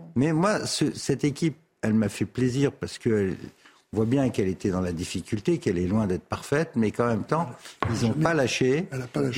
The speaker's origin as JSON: {"language": "French", "town": "Paris", "region": "Île-de-France", "country": "France", "said": "je suis parisien et j'ai été un quart de siècle député du centre de Paris"}